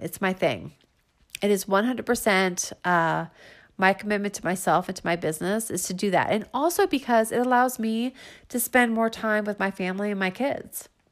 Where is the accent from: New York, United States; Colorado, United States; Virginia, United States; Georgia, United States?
Virginia, United States; Falls Church; in my hometown, meaning Northern Virginia, you know, like I'm from Falls Church